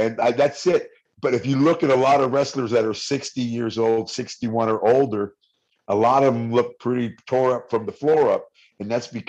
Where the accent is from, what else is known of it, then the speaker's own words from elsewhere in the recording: Bay Area, California, United States; now in Las Vegas, United States; I'm from the Bay Area